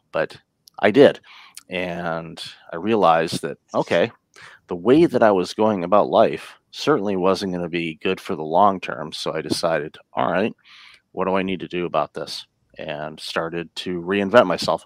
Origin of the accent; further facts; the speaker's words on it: Detroit, Michigan, United States; moved away as an adult; also born or lived in Windsor, Ontario, Canada; now in Canada; I grew up in the Detroit area and immigrated to Canada in 2004